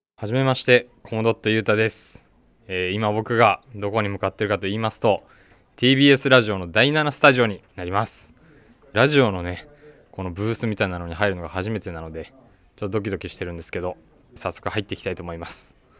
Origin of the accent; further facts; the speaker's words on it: Tokyo, Japan; 1999年生まれの23歳で、東京都出身です